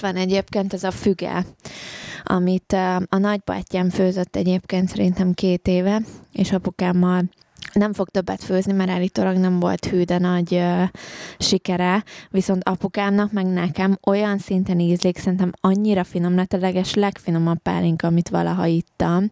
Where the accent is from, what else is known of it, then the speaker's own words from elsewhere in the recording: Hungary; én se angol vagyok, hanem én is magyar vagyok, tehát hogy nekem ez tanult nyelv